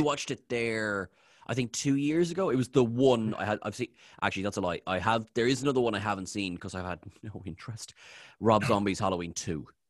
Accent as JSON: {"language": "English", "country": "Ireland", "said": "I'm Irish."}